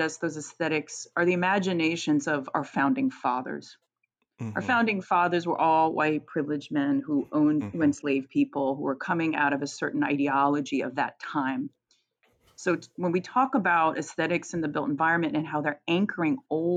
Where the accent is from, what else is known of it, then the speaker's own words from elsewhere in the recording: Virginia, United States; I grew up in Virginia, so I grew up in the South